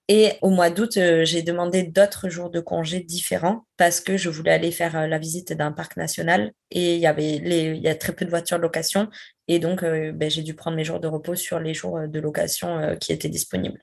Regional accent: France; moved away as an adult; also born or lived in Quebec City, Canada; quand on dit qu'on vient de France

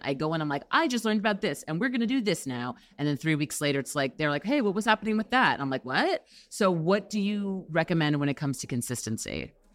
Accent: New York, United States; now in Los Angeles, United States; I'm from New York originally

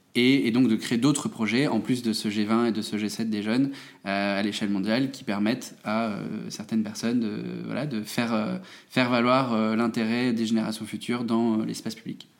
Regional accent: Metz, Grand Est, France; je suis né en Moselle, euh, à Metz.

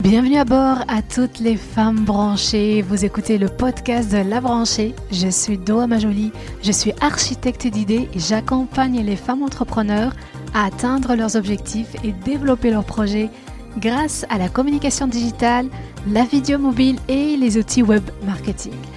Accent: Belgium; moi je suis belge à la base

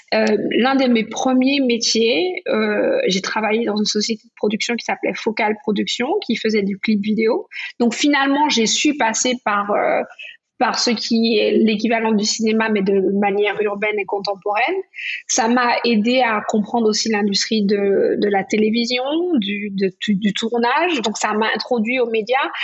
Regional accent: Martinique; now in New York, United States; quand j'étais petite aux Antilles, en Martinique

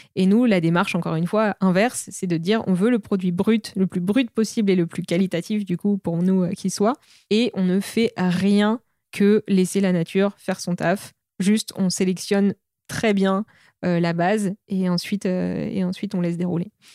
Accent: Normandy, France; now in Paris, France; je suis originaire de Normandie

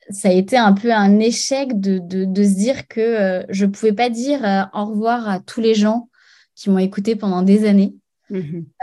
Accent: Paris, Île-de-France, France; moved away as an adult; now in Arcachon Bay, France; je suis parisienne

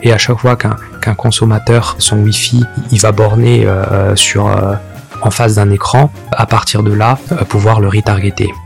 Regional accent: Sarreguemines, Grand Est, France; moved away as an adult; also born or lived in Normandy / Brittany / Cergy-Pontoise; Puis autour de mes 8-9 euh, ans jusqu'à mes 18 ans, euh, j'ai grandi dans l'est de la France, dans une ville qui s'appelle euh, Sarreguemines, proche de Metz.

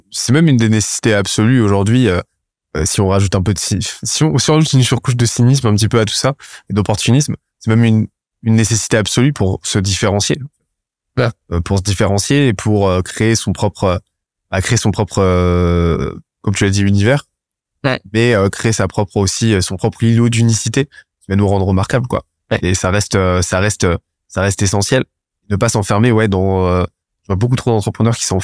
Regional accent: Brittany, France; j'ai passé mon enfance dans le Morbihan, ça, ça me manque.

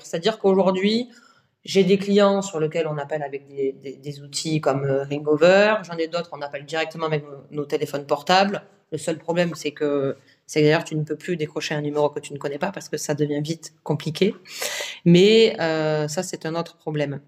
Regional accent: south of France, France; moved away as an adult; now in Paris, France; je suis originaire du, sud de la France euh, à la base. Ça fait 7 ans que je suis à Paris

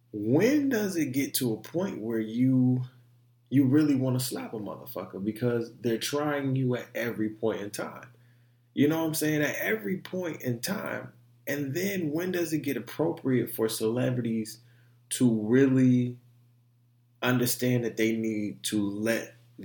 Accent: Detroit, Michigan, United States; also born or lived in Orlando, United States; Like, I come from Detroit. I come from Orlando, Central Orlando, too, the hoods of Orlando.

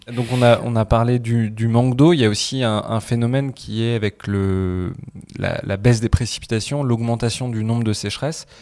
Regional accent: France; en tant que Français

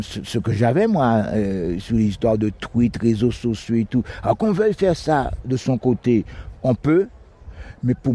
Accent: Guadeloupe; Je viens de la Guadeloupe.

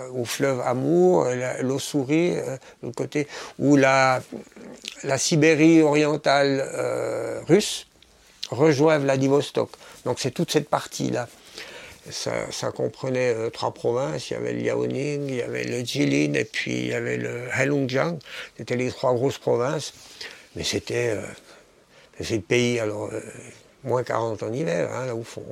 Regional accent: Switzerland; moved away as an adult; now in Hong Kong; je suis de Suisse

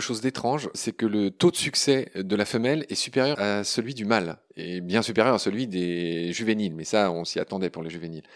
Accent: Lorraine, Grand Est, France; je suis lorrain

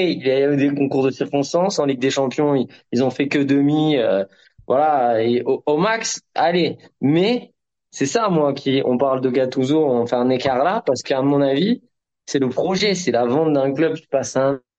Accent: Marseille, Provence-Alpes-Côte d'Azur, France; Je n'ai pas peur de le dire, alors que je suis Marseillais.

